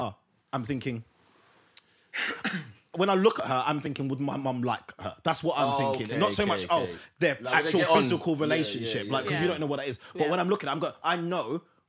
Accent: Estonia; No, I'm from Estonia.

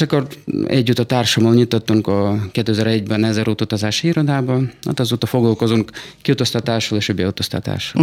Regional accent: Saratov, Saratov Oblast, Russia; Hungarian is a second language; moved away as an adult; now in Hungary; Oroszországban születtem, Száratov uh-huh. Mhm. városban

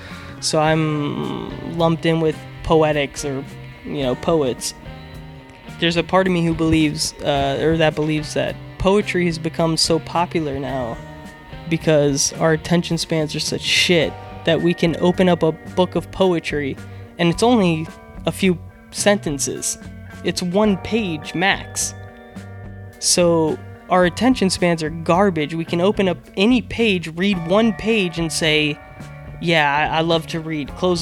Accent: Houston, Texas, United States; born there; And it's weird because I grew up, I was born in Houston and my dad was a Marine.

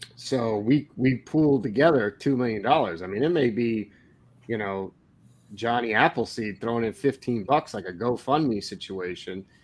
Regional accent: Cottage Grove, United States; Cottage Grove, my hometown

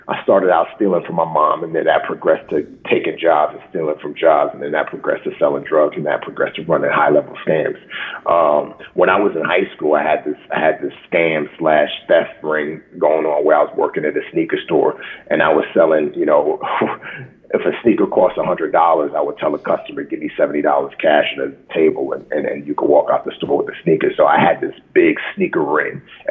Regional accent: New York City, New York, United States; also born or lived in Nigeria; my mom moved back to what she knew, which was New York City. And that's how I grew up in the Bronx

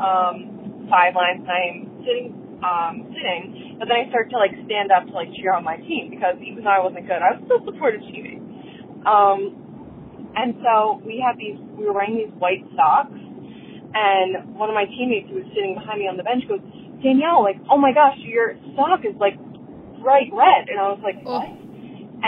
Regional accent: Pennsylvania, United States; moved away as an adult; I'm from Pennsylvania, but I'm moving to Portland, Oregon

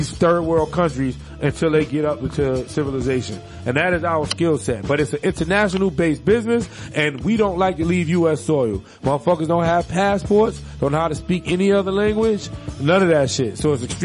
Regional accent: New York, United States; moved away; I'm from New York

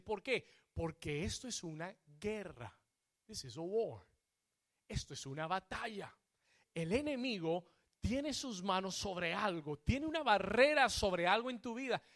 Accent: Colombia; Como buen colombiano

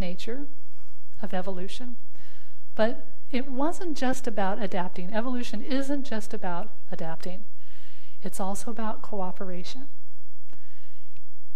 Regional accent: Southwest United States, United States; moved away as an adult; also born or lived in Arizona; now in Virginia, United States; I grew up in the Southwest and Southwest United States

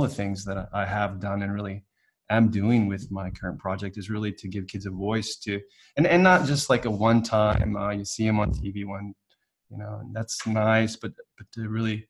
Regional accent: California, United States; moved away as an adult; also born or lived in Hawaii; now in Vienna, Austria; And I'm in Austria now, to put that thing into context. But I'm from California.

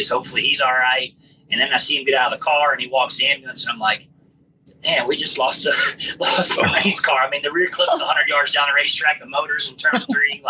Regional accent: Forest Acres, South Carolina, United States; my hometown, Forest Acres

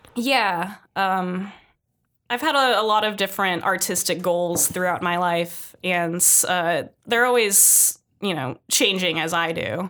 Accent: San Jose, California, United States; moved away as an adult; being born and raised in San Jose

